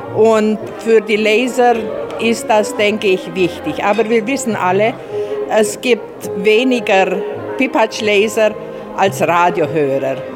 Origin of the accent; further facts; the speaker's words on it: Bogarosch, Timiș County, Romania; accent: Banat Swabian; first language Banat Swabian German dialect; now in Timișoara, Romania; Pogorosch ist für mich Schwäbisch, Heimat, Identität ganz einfach. Dort bin ich der daheim geblieben, obwohl ich in Dämmerschor lebe